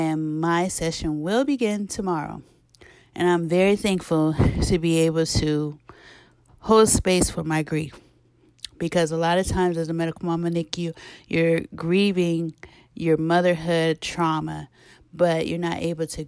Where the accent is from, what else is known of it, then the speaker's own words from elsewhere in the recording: Arkansas, United States; because I'm from Arkansas.